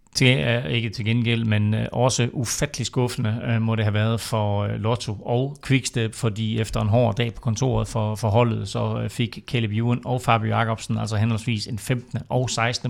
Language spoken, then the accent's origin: Danish; Denmark